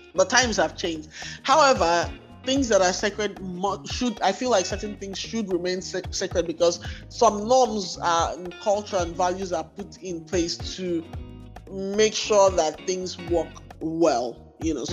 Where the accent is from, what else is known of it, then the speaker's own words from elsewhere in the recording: Igboland, Nigeria; I was born and raised in Igbo land